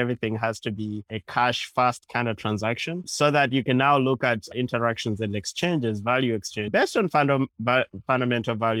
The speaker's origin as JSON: {"language": "English", "country": "Uganda", "moved": "yes", "lives_now": "New York City, United States", "said": "I guess I'm talking right now from New York City. I'm originally from Uganda."}